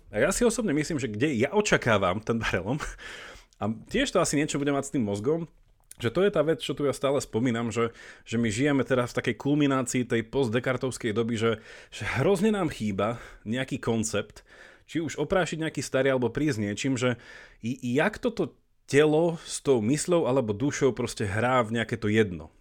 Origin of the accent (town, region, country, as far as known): Slovakia; moved away as an adult; also born or lived in Italy / Belgium / England